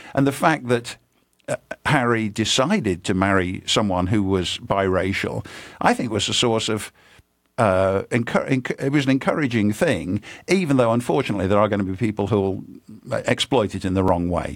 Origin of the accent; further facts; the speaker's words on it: United Kingdom; When I was growing up in Britain